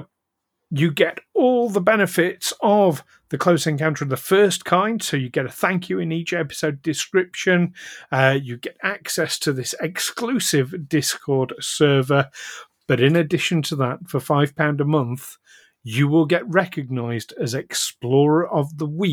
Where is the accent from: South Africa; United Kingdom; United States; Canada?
United Kingdom; we're British.